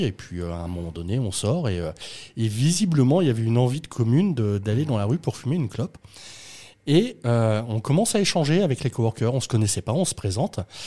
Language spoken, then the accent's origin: French; Rouen, Normandy, France; quand tu es normand, que tu viens de Rouen